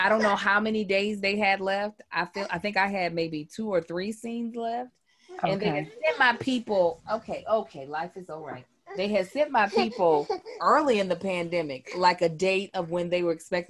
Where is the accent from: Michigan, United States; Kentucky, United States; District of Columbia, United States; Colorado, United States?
Kentucky, United States; My husband, who's also from Kentucky, he was born and raised in Lexington.